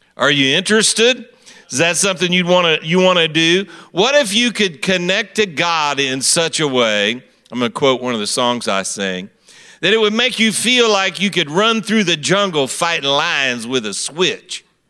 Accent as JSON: {"language": "English", "town": "Kansas City", "region": "Missouri", "country": "United States", "said": "I am from Kansas City, Missouri"}